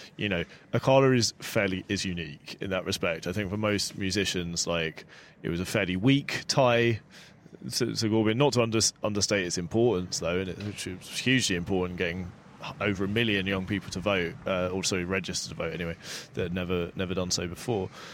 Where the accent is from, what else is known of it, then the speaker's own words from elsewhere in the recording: London, United Kingdom; when I was growing up in South London